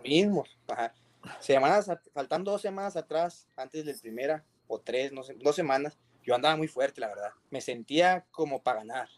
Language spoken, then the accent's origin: Spanish; Durango, Mexico; now in Monterrey, Mexico; Soy de Durango, de la Sierra de Durango, allá de Novidad Durango, donde, donde casi es así, así le dicen polvideal